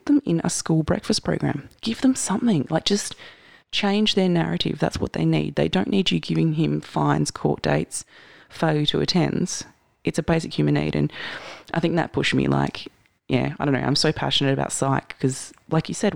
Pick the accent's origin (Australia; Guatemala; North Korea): Australia; Mandurah, Western Australia; I was from Kudnup